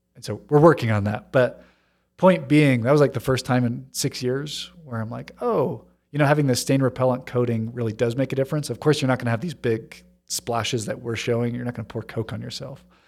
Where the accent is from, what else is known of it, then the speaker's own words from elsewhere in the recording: Hong Kong; Growing up in Hong Kong, it was easy 'cause just north of the border, you know, I knew people who had factory connections